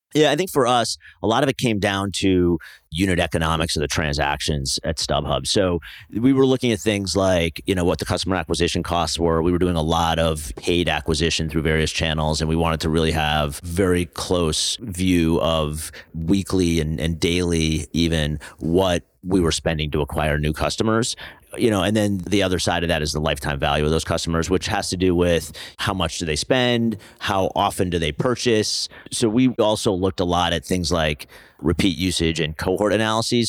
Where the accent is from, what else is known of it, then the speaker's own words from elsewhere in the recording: New Jersey, United States; also born or lived in Pennsylvania / New York City; So I grew up in New Jersey